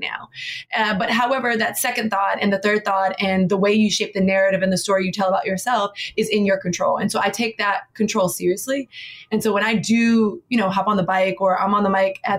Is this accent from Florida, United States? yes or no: yes; Miami, Florida, United States; now in New York City, United States; Born and raised in Miami, Florida. I live in New York City